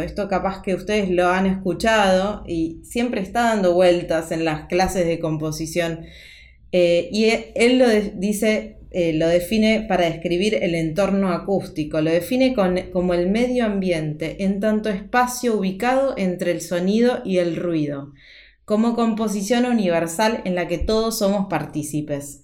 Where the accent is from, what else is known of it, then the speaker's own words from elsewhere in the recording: Argentina; also born or lived in Buenos Aires; como argentina en Buenos Aires, donde vivo